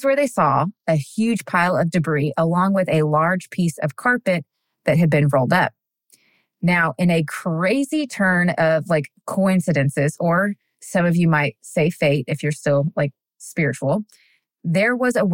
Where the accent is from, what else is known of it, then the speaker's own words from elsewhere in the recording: Texas, United States; now in Tennessee, United States; I'm born and raised in Texas, but right now I'm currently a Tennessean